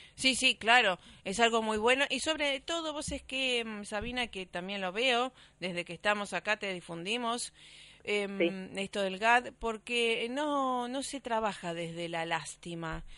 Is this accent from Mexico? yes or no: no; Rosario, Santa Fe, Argentina; en Rosario, por supuesto, mi ciudad natal